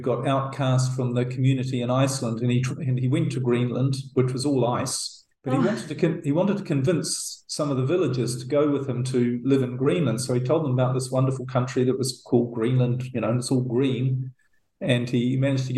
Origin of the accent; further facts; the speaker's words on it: New Zealand; moved away as an adult; New Zealand, which I'm actually heading to in a couple of weeks. That's my home country